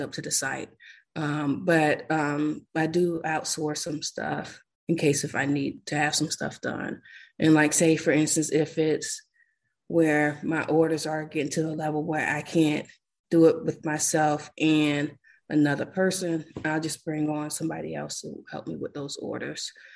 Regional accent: South Florida, United States; I'm from South Florida.

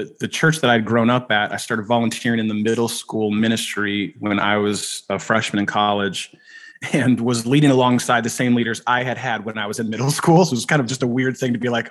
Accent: California, United States; moved away as an adult; now in Chicago, United States; I grew up in California

